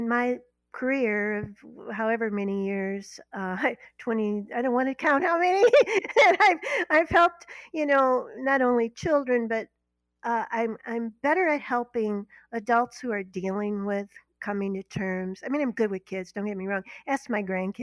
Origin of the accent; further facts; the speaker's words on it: Berkeley, Missouri, United States; moved away as an adult; My husband grew up in Florissant. I grew up in Berkeley